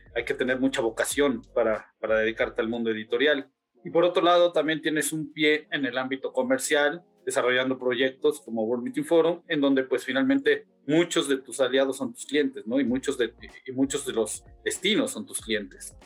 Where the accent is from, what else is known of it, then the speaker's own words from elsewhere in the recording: Mexico; nosotros mismos como mexicanos